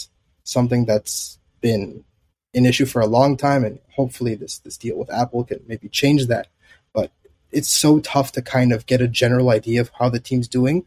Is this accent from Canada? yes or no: yes; Canada; growing up in Canada